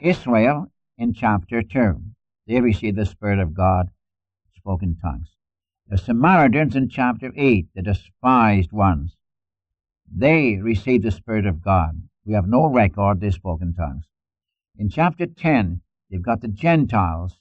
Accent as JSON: {"language": "English", "town": "Newcastle upon Tyne", "region": "North East England", "country": "United Kingdom", "tie": "born or raised there", "accent": "Geordie", "moved": "yes", "said": "I'm a Geordie. That's a mixture of Irish, Scots, and English. A little bit of Frisian thrown in for good measure. If I were to speak my dialect, you couldn't understand me. In fact, in school, we spoke pure English, standard English in school. And the moment we got out of the door of the school, we spoke our dialect."}